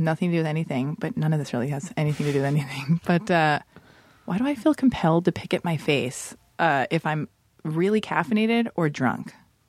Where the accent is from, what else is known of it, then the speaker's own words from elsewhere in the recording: Los Angeles, California, United States; I was born and raised in Hollywood